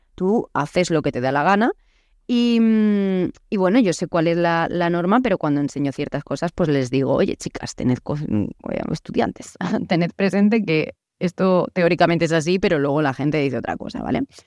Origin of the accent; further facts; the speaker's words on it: Murcia, Region of Murcia, Spain; accent: Murcian; moved away; also born or lived in Naples / Paraguay; yo soy española, es más, soy de Murcia